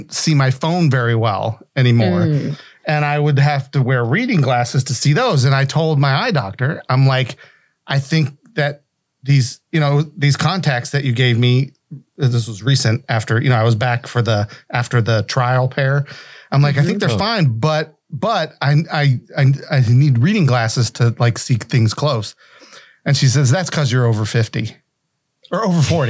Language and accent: English; West Virginia, United States